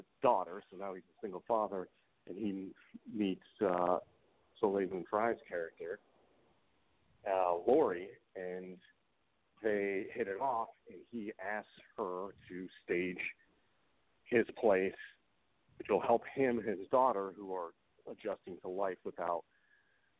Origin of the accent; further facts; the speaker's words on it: Michigan and then Colorado, United States; moved away; when I was growing up in Michigan and then Colorado